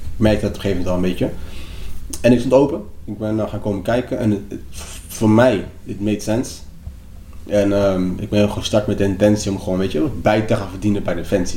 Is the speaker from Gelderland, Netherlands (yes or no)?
no; Papendrecht, South Holland, Netherlands; also born or lived in Lagos, Nigeria / Rotterdam; mijn school waar ik ben opgegroeid in Papendrecht